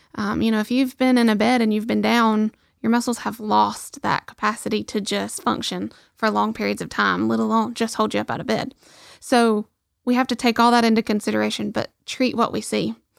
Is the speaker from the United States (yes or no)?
yes; Rainsville, Alabama, United States; my hometown